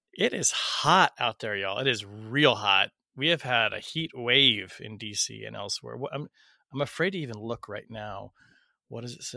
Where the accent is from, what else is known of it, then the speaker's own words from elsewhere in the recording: Portland, Oregon, United States; Portland, my hometown